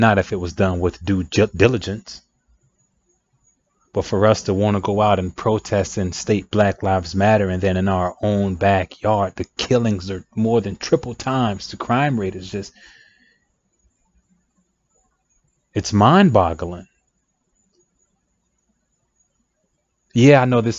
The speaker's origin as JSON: {"language": "English", "country": "United States", "said": "I'm African American myself"}